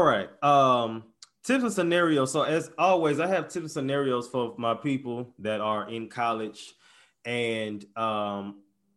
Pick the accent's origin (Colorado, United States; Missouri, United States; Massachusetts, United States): Missouri, United States; St. Louis; I'm from St. Louis, Missouri